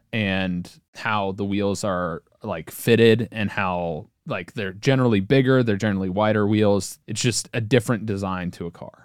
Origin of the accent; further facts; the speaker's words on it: Cincinnati, Ohio, United States; I'm from Cincinnati, Ohio, and I'm German, not French.